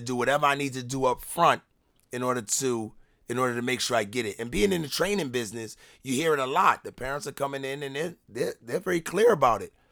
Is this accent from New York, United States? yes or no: yes; New York, United States; moved away; I'm from New York